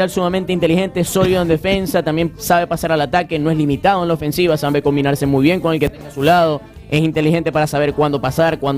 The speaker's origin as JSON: {"language": "Spanish", "town": "Maracaibo", "region": "Zulia", "country": "Venezuela", "said": "como todo zuliano y como todo maracucho."}